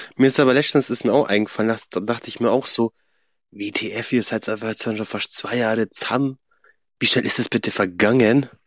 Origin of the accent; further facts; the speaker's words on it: Swabia, Germany; accent: Swabian; ich rede ja kein Bayerisch, ich rede ja Schwäbisch